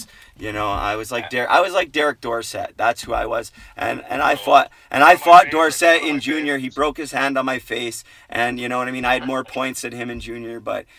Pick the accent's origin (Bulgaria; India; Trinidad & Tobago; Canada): Canada; Port Coquitlam, British Columbia; Port Coquitlam, my hometown.